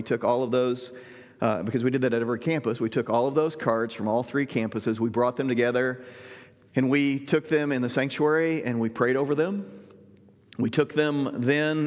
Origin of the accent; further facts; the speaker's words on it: Southern Illinois, United States; moved away; also born or lived in Southwest Ohio; I grew up in Southern Illinois, you know, served in Southwest Ohio as well